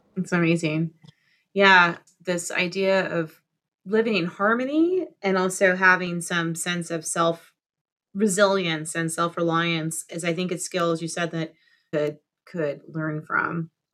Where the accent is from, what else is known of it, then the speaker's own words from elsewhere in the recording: South Florida, United States; I'm from South Florida.